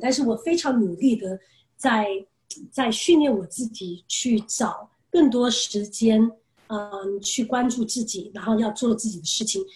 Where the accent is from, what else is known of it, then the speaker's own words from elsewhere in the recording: United States; moved away as an adult; also born or lived in Taiwan; now in China; 我六岁从台湾搬到美国，然后嗯。其实就在美国长大